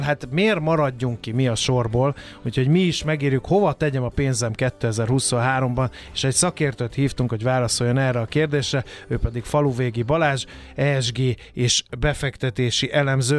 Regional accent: Hungary; magyarok vagyunk

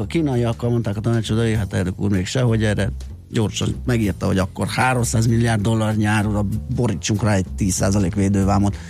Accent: Budapest, Hungary; én a belvárosban nőttem fel még hozzá ne. olyan kertes, gangos, belső, udvaros

